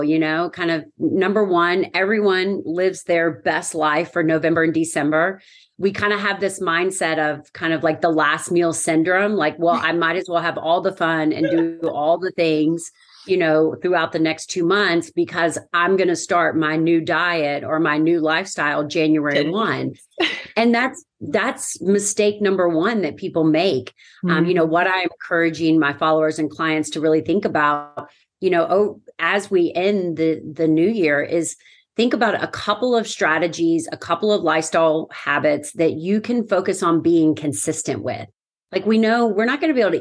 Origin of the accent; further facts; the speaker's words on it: Lexington, Kentucky, United States; I'm from Lexington, Kentucky